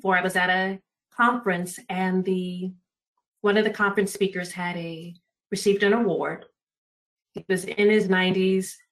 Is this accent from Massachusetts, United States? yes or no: no; Los Angeles, California, United States; born and raised in Los Angeles, California, Pacific Southwest region.